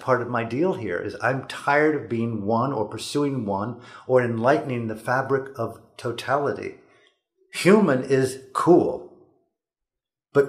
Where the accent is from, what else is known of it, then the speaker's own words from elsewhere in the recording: United States; moved away as an adult; also born or lived in Burma; born as an American, middle class